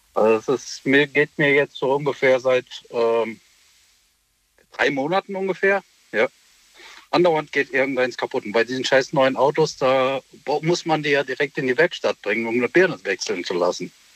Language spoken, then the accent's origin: German; Essen, North Rhine-Westphalia, Germany; Ich bin aus Essen